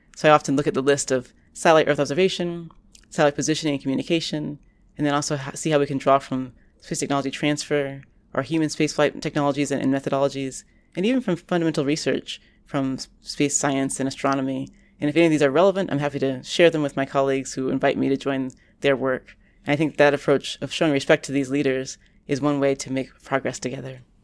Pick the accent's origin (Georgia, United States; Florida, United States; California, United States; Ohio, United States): Florida, United States; Orlando; now in Boston, United States; now that I live in Boston, which is quite far from the hometown where I grew up in Orlando, Florida